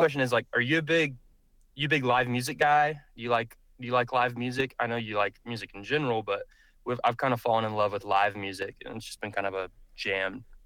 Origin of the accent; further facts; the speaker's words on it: Nashville, Tennessee, United States; now in Oklahoma City, United States; I grew up in Nashville